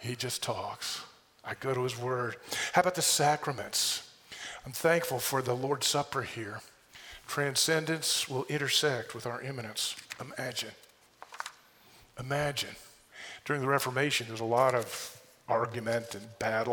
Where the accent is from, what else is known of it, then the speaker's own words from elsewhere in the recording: United States; as an American